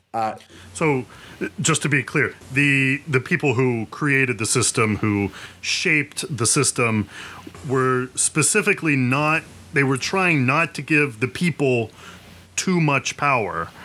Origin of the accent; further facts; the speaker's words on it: West Virginia, United States; now in Jersey City, United States; I'm from West Virginia